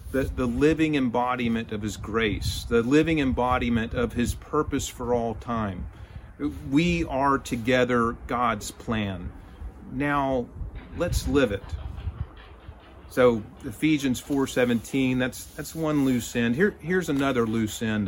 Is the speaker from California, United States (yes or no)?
no; Texas, United States; I'm a Texan. My family is Texan. My friends are Texan.